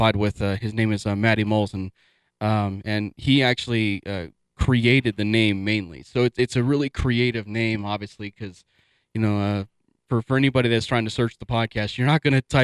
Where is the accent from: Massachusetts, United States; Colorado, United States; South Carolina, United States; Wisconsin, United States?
Colorado, United States; I am a Colorado native